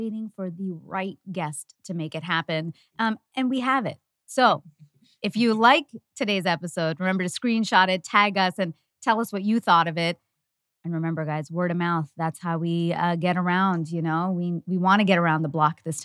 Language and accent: English; Canada; As a Canadian